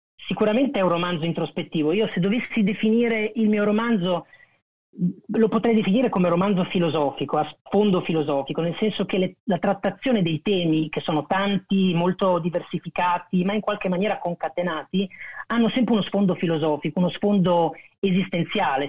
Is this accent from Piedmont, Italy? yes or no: no; Pesaro, Marche, Italy; vengo da Pesaro